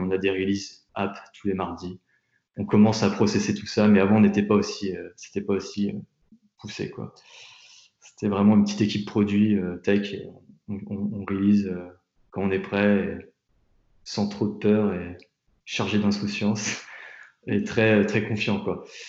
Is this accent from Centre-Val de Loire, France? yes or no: yes; Tours, Centre-Val de Loire, France; moved away as an adult; also born or lived in Nantes / New York; now in Paris, France; je viens de Tours, j'ai étudié à Nantes, j'ai passé pas mal de temps à, New York pour, faire mes stages, et je vis à Paris depuis maintenant 5 ans